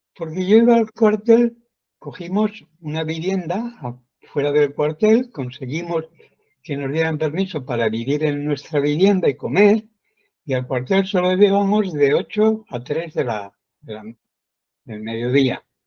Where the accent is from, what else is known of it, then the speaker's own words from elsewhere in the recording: a village in central Spain, Spain; now in Puerto de la Cruz, Spain; Yo nací en un pueblo del centro de España, pero muy alejado de, de las grandes urbes